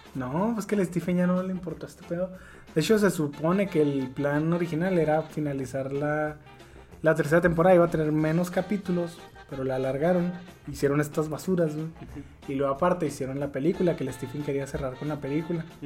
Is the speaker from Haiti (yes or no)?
no; Mexico; como soy mexicano